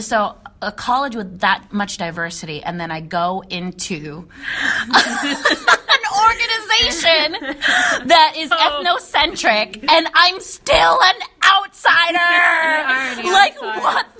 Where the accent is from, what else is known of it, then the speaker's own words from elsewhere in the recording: United States; because, yeah, I'm Filipino, and yes, I'm American, but I feel like it's a different breed when you're Filipino-American.